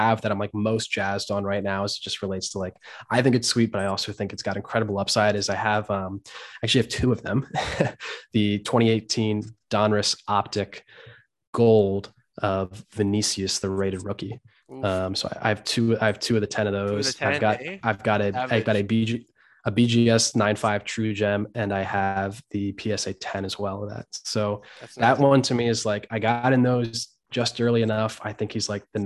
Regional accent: Hershey, Pennsylvania, United States; We're both from Hershey, Pennsylvania

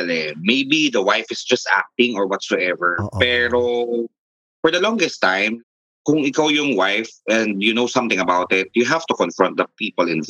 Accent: Taguig, Metro Manila, Philippines; Siguro nakita niya sa profile ko that I'm from Taguig.

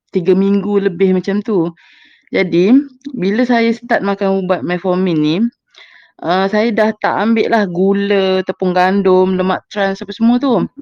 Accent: Muar, Johor, Malaysia; Saya dari Muar.

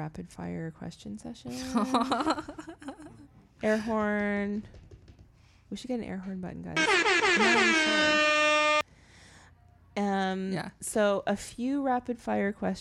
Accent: Canada; moved away; I'm Canadian

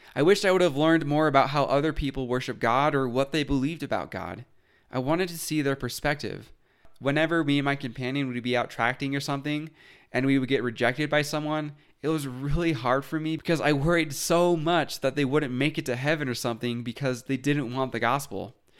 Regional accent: Utah, United States; Growing up in Utah, I didn't really think about other religions

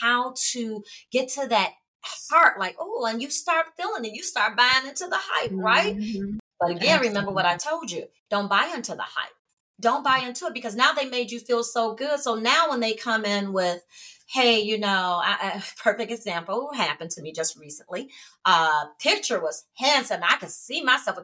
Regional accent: Chicago, Illinois, United States; from Chi

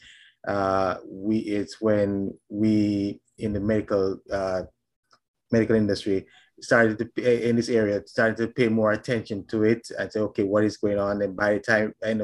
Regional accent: Jamaica; now in Statesboro, Georgia, United States; I'm from Jamaica

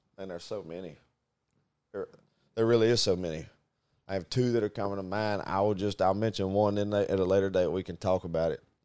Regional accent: Rison, Arkansas, United States; it's called Ryzen, Arkansas

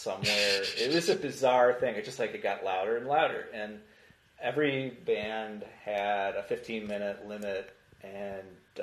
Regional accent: around Chicago, Illinois, United States; when I was growing up around Chicago

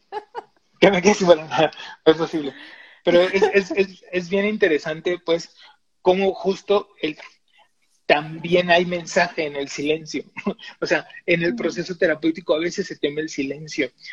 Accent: Tabasco, Mexico; así somos los tabasqueños

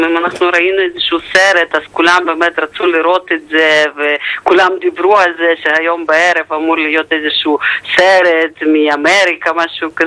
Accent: Lviv area, Lviv Oblast, Ukraine; Hebrew is a second language; moved away as an adult; now in Israel; אני הייתי שם עד גיל 18, עליתי אחרי שסיימתי בית ספר.

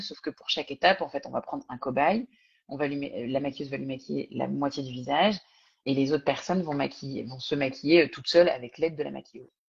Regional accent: France; accent: thick French accent; also born or lived in Singapore; j'avais évidemment mon accent français coupé au couteau

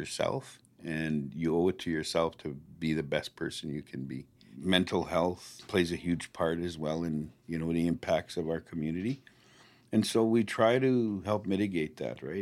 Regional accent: Flying Dust First Nation, Saskatchewan, Canada; I grew up on Flying Dust.

